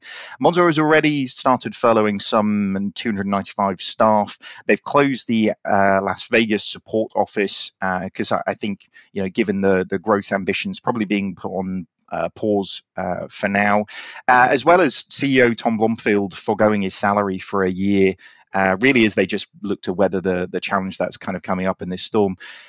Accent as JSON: {"language": "English", "country": "United Kingdom", "said": "Look at us being all British talking about the weather."}